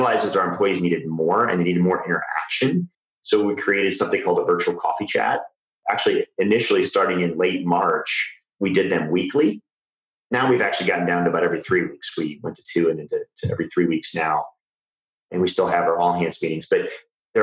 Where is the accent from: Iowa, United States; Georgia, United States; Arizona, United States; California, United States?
Iowa, United States; I grew up in Iowa.